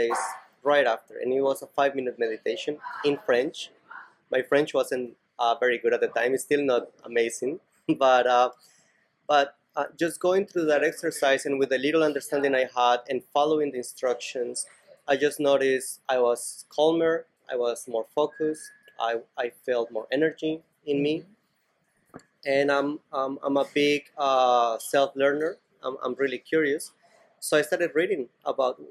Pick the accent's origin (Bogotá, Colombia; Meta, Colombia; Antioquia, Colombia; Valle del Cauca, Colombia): Valle del Cauca, Colombia; Cali; now in Barcelona, Spain; I grew up in Cali, Colombia